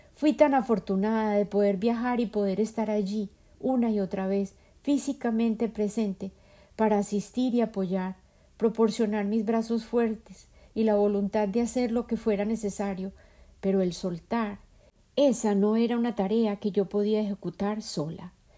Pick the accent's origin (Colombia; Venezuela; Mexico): Colombia; now in United States; Yo habito a Norteamérica físicamente y mi imaginación se nutre persistentemente de mi tierra natal, Colombia